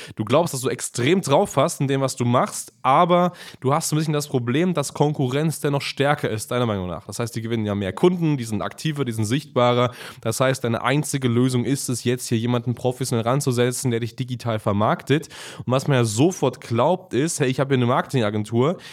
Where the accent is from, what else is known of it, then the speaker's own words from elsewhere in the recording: Germany; bei uns in Deutschland